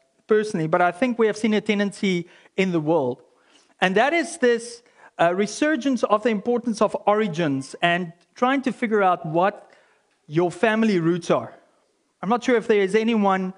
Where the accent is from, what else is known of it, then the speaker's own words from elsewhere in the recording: South Africa; as a South African